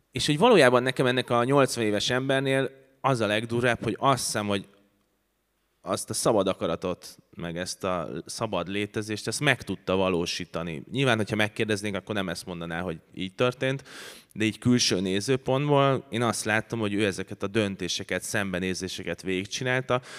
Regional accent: Budapest, Hungary; ez négy házra volt attól, ahova én születtem

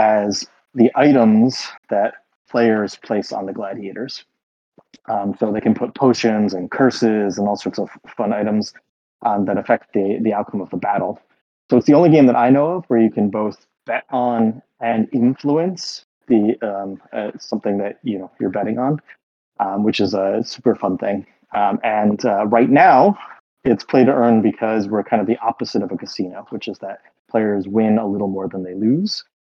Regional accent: United States; accent: American; now in Berlin, Germany; I live in Berlin, but I'm an American, as you can probably tell from my accent

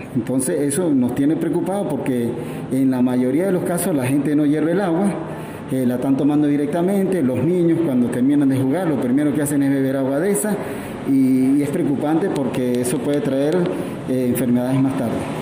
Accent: Mérida, Venezuela; soy de San Jacinto, de Parroquia Jacinto Plaza

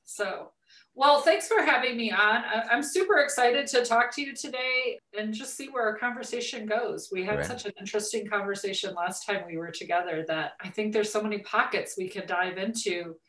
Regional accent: California, United States; also born or lived in Arizona / Nevada / Utah / Colorado; So I was born in Southern California. We lived all over Southern California, but we also lived in Arizona and Nevada and Utah and Colorado.

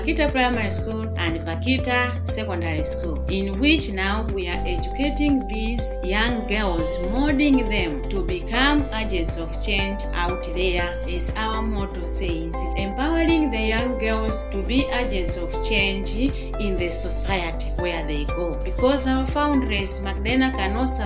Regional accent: Chikwawa District, Southern Region, Malawi; also born or lived in Ngabu, Malawi; Then I was taken by my aunt to stay in Chikwawa District

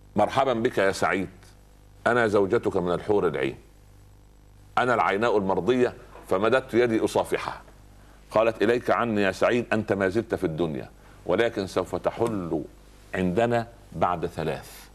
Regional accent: Upper Egypt, Egypt; عندنا في الصعيد

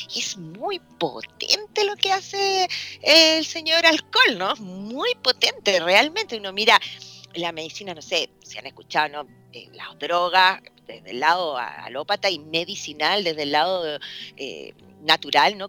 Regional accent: Chile; soy chilena

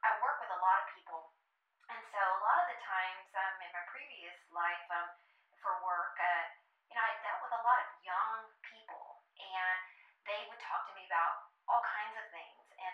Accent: Texas, United States; I'm from Texas

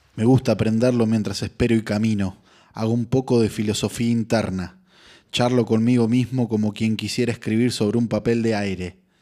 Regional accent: Argentina; de este lado del mapa argentino provincia adentro. Ineludible ADN de donde vengo

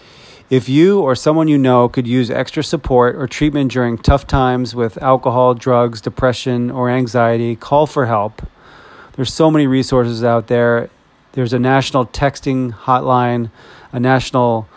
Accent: Stowe, Vermont, United States; moved away as an adult; also born or lived in New York City; my hometown of Stowe, Vermont

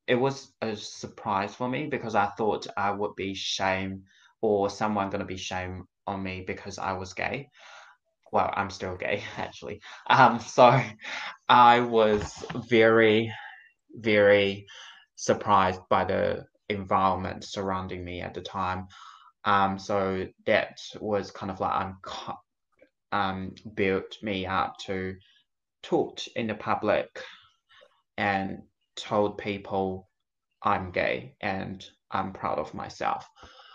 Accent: China; also born or lived in Palmerston North, New Zealand; now in Auckland, New Zealand; I'm from China originally, and so my family is still in China

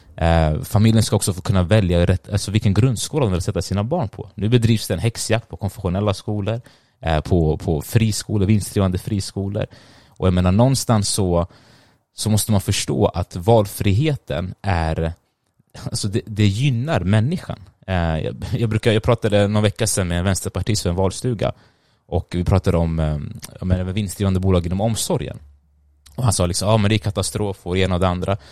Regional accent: Stockholm County, Sweden; also born or lived in Sundbyberg; jag är född och uppväxt i Sverige, eh, men mina föräldrar är från Eritrea

